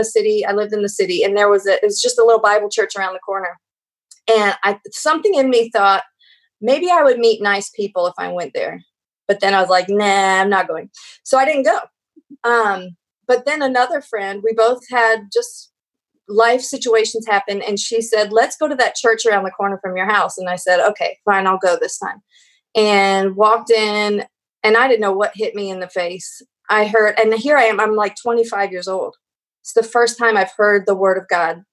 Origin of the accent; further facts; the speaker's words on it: Columbus, Ohio, United States; now in Houston, United States; I grew up in Columbus, Ohio